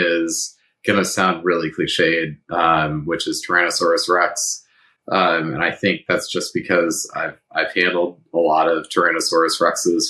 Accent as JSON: {"language": "English", "town": "Washington", "region": "District of Columbia", "country": "United States", "also_born_or_lived": "Madison, Wisconsin / New Zealand / Indiana", "moved": "as an adult", "said": "I was originally from Washington, D.C."}